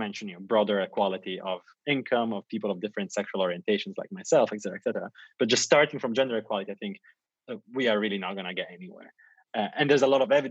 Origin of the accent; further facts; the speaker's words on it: Italy; also born or lived in Asia; now in London, United Kingdom; I come from Italy